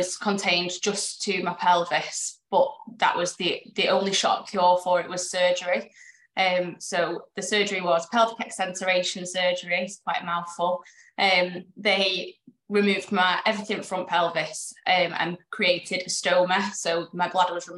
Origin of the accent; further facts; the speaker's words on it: Warrington, North West England, United Kingdom; I'm from Warrington, finance manager from Warrington